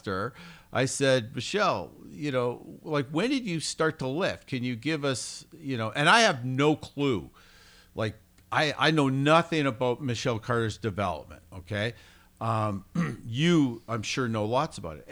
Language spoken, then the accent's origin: English; Canada; moved away; I come from Canada where school sports are basically dead